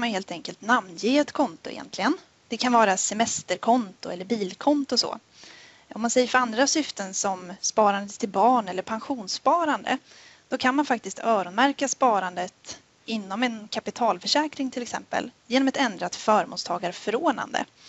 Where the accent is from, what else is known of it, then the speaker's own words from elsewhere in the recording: Sundsvall, Västernorrland County, Sweden; moved away as an adult; now in Jönköping, Sweden; jag började i Nordea 2015 uppe i Sundsvall där jag kommer ifrån